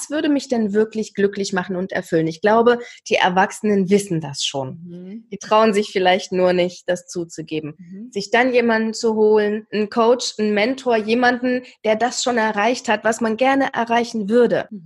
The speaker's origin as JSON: {"language": "German", "region": "East Germany", "country": "Germany", "said": "ich komme ja aus dem Osten, also aus der mhm. ehemaligen DDR, eine AG besuchen"}